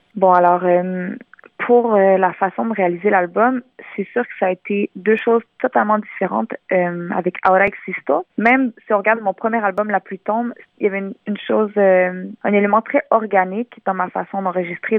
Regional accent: Montreal, Quebec, Canada; first language French; née à Montréal, j'ai grandi à Montréal

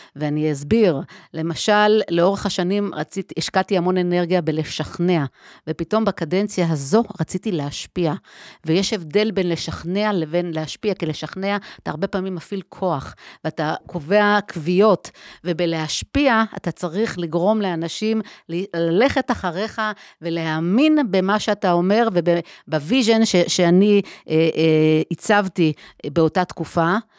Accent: Herzliya, Tel Aviv District, Israel; אז אני גדלתי בהרצליה, במרכז הארץ

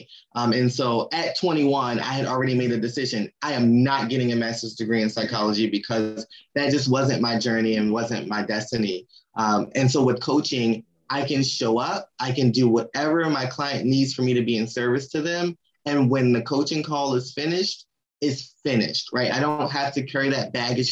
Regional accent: Maryland, United States; I'm from Maryland, and my family, we're big seafood people

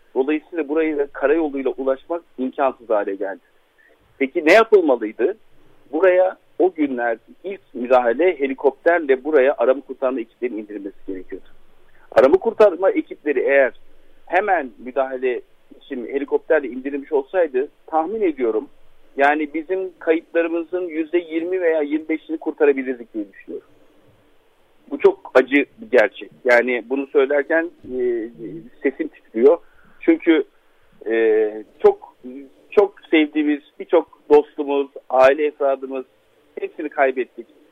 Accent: İslahiye / Nurdağı, Gaziantep, Turkey; benim memleketim Yavur Dağı'nın eteklerinde diye tabir edebileceğimiz İsrail'in Nur Dağı'na

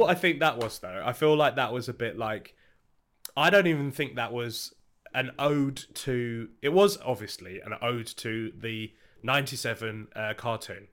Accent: United Kingdom; we're British

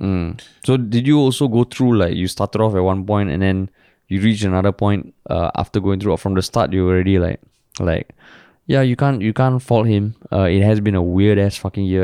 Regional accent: Singapore; I've never felt prouder as a Singaporean.

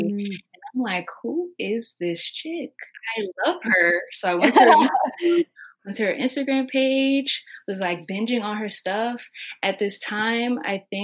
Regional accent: Maryland, United States; also born or lived in New York; I'm 23 from Maryland

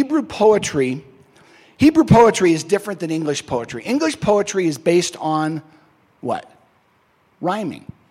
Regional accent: Southern California, United States; the denomination I grew up in Southern California

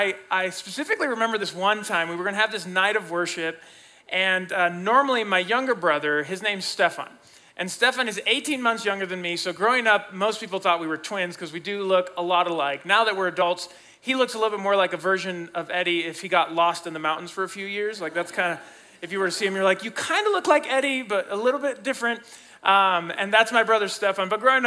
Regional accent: Mexico City, Mexico; I grew up as a missionary kid. I grew up in Mexico City, Mexico, so I'm bilingual and bicultural. My mom's Mexican, my dad's American.

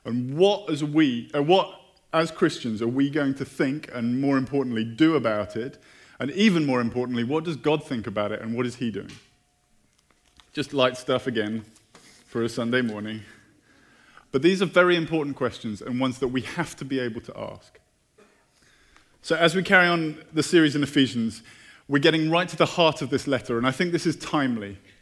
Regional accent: United Kingdom; moved away; I'm British.

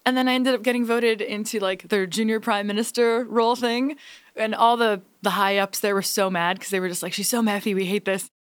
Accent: Hamilton, Ontario, Canada; Hamilton, Ontario, my hometown

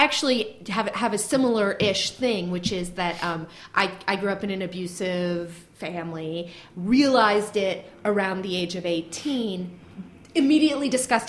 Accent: Marin County, California, United States; I grew up in Marin County.

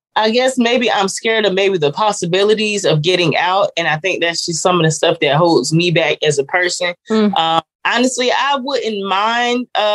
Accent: Jacksonville, Florida, United States; also born or lived in Decatur, Illinois; I was born in Decatur, Illinois, and I grew up in Jacksonville, Florida

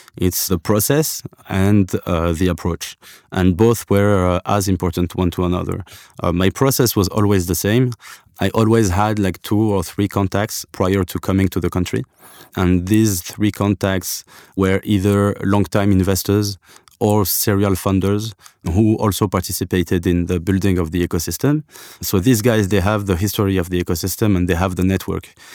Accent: Algeria; I come from, uh, from Algeria. I was, I was born in Africa.

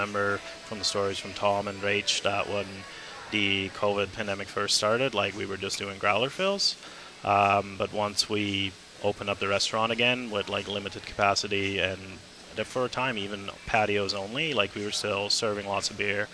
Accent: Calgary, Alberta, Canada; now in Vancouver, Canada; I'm from Calgary.

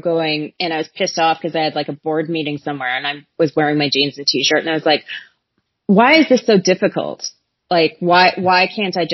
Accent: Calgary, Alberta, Canada; I grew up in Calgary

